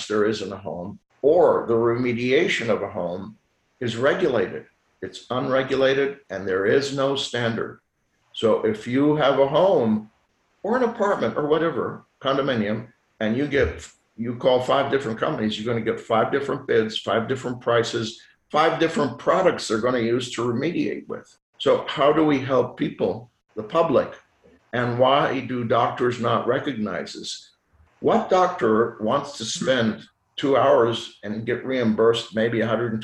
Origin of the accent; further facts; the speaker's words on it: Lausanne, Vaud, Switzerland; first language French; English is a second language; now in Houston, United States; I did all my education in Lausanne, Switzerland, which is the French part of Switzerland. So my first language is French, not English.